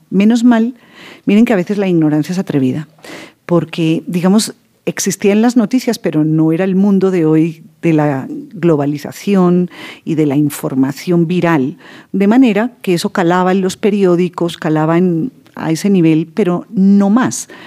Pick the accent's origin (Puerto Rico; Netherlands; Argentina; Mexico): Netherlands; Pues digamos que mm, mi infancia en Holanda, mi mamá, como les digo, es holandesa, y mi abuela, que me preguntaban por ella, mi abuela materna, holandesa, de la ciudad de Utrecht